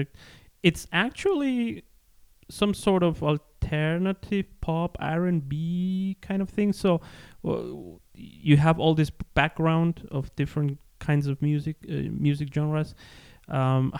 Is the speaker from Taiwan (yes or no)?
no; Ecuador; I am from Ecuador too